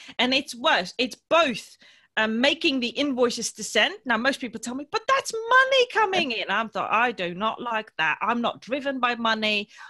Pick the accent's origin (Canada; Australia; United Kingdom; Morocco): Morocco; born there; they sacrificed leaving their birth country, which is also my birth country because I was born in Morocco